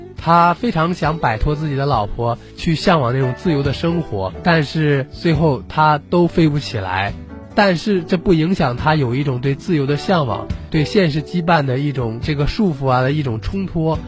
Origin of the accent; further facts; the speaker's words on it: northern China, China; also born or lived in Fujian; 因为我是个北方人